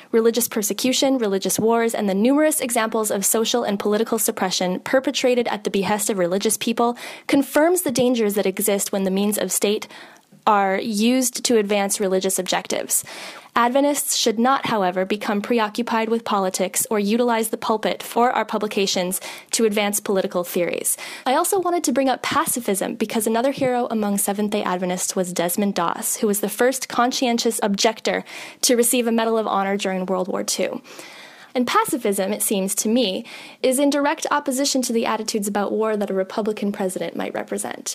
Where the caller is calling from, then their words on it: Massachusetts, United States; I am calling from Massachusetts.